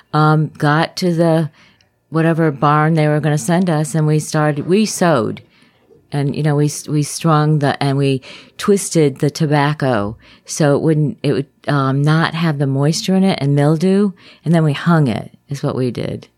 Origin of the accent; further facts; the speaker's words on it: Glastonbury, Connecticut, United States; now in Lakeland, Florida, United States; I was raised in Glastonbury